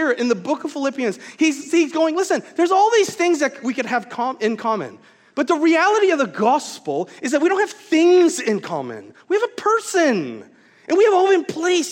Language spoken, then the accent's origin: English; Vancouver, British Columbia, Canada; moved away as an adult; also born or lived in Wisconsin; I moved from Vancouver area, Canada, and then I did my Bible college years in Wisconsin.